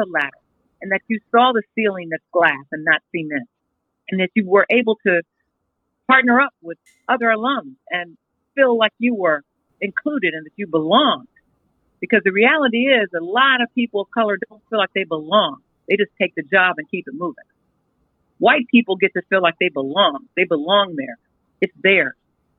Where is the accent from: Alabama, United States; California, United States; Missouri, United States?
California, United States; I'm from California